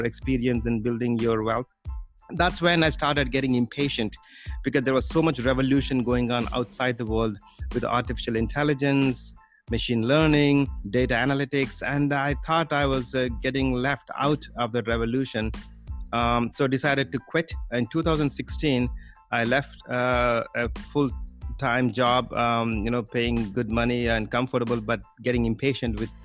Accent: India; moved away as an adult; now in United States; Originally, I came from India to the US.

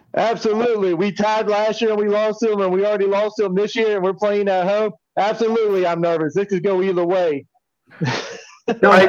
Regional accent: United States; I'm from Carolina

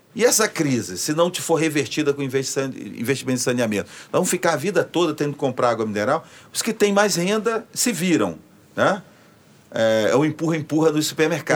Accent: Northeast Region, Brazil; now in Rio de Janeiro, Brazil; eu, como nordestino

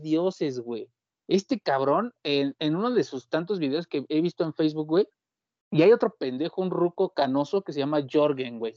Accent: Mexico; como mexicano

